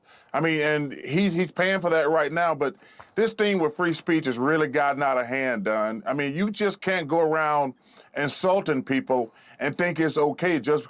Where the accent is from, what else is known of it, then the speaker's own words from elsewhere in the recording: Alabama, United States; I'm almost 60 years old, and I grew up in Alabama